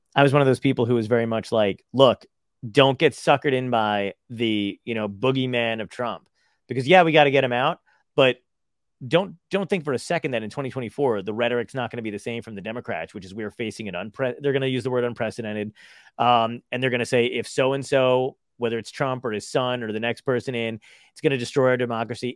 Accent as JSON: {"language": "English", "town": "Toms River", "region": "New Jersey", "country": "United States", "tie": "born or raised there", "also_born_or_lived": "Brooklyn, New York"}